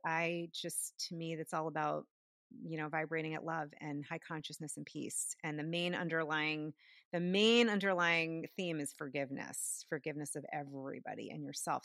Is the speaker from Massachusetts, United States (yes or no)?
yes; outside of Boston, Massachusetts, United States; where I grew up outside of Boston, near all those universities.